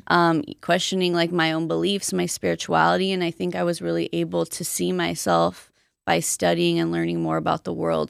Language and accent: English; Colton, California, United States; also born or lived in Boyle Heights, Los Angeles; I grew up mostly in Colton